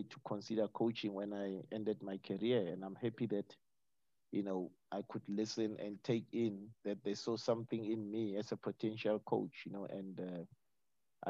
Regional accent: Pretoria, Gauteng, South Africa; moved away; also born or lived in Cape Town; growing up in Pretoria, the old Pretoria

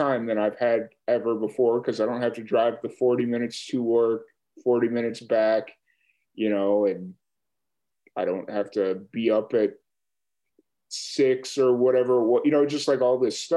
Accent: Chicago, Illinois, United States; moved away; also born or lived in Roswell; I grew up in South Chicago

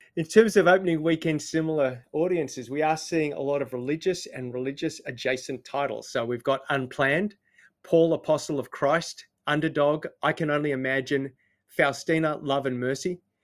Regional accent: Australia; now in New Zealand; I just live here. I'm not one of the people. I'm Australian

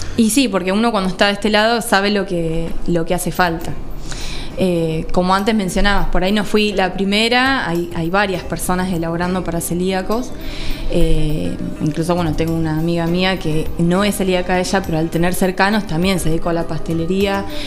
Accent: Villa de Mayo, Buenos Aires Province, Argentina; also born or lived in Mar del Tuyú, Partido de la Costa; En Buenos Aires, en Gran Buenos Aires, en zona norte. En Villa de Mayo se llama la localidad. Eh, Ahí fui criada

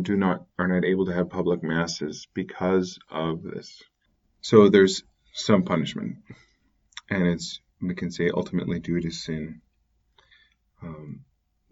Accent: Canada; as growing up in Canada, became Catholic in the middle of the wilderness

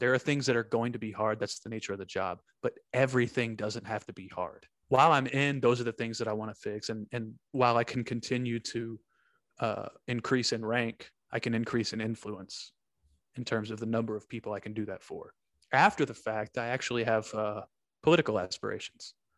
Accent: Texas, United States; I'm from, I'm from Longhorn Territory

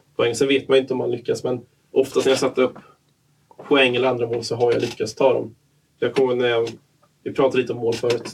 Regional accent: Katrineholm, Södermanland, Sweden; moved away as an adult; also born or lived in Kalmar / Oskarshamn; now in Jönköping, Sweden; Efter jag flyttade från Katrineholm när jag var 19

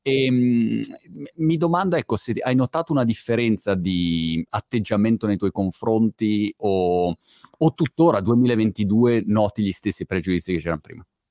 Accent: Milan, Lombardy, Italy; che è la mia città d'origine, Milano, la mia Milano

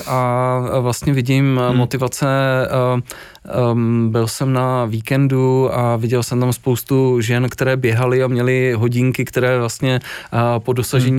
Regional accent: Czechia

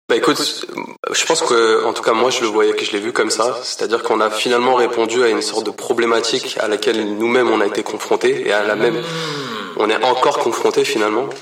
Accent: Paris region, Île-de-France, France; also born or lived in Portugal (ancestry); now in Montreal, Canada; je suis euh, d'origine portugaise, mais né en France, dans la région parisienne. Ça fait à peu près six ans et demi que je suis ici à Montréal

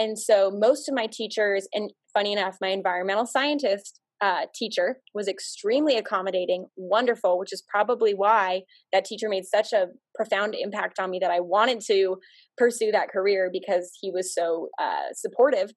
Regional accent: Arizona, United States; moved away; also born or lived in Nebraska; I grew up in Arizona, and I went to the University of Nebraska

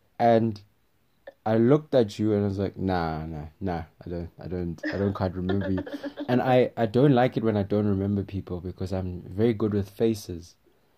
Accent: Switzerland; English is a second language; I'm from Switzerland.

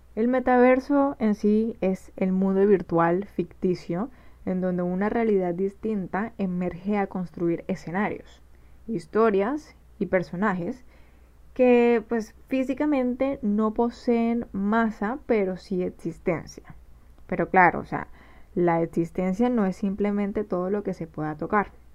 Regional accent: Barranquilla, Atlántico, Colombia; Soy diseñadora gráfica de Barranquilla, Colombia

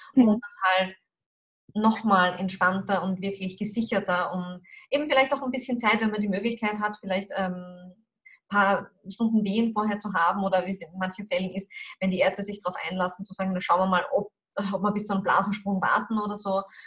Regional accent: Austria; bei uns in Österreich

